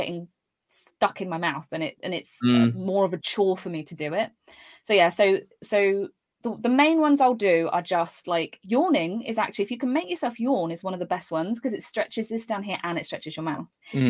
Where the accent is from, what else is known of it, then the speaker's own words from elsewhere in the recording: East of England, United Kingdom; accent: neutral; I'm quite lucky, naturally I'm from Cambridgeshire, and so I have quite a neutral accent. I was brought up to pronounce my words properly.